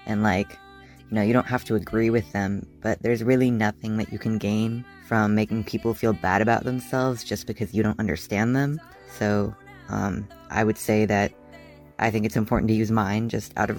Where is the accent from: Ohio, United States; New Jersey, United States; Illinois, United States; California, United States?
California, United States; Fort Bragg; I am from Fort Bragg, California, and I am 17 years old